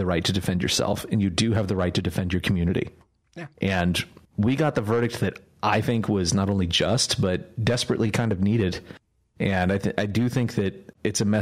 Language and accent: English; California, United States; also born or lived in New York; now in Texas, United States; I'm from California, and then I moved to New York, and now I'm a Texan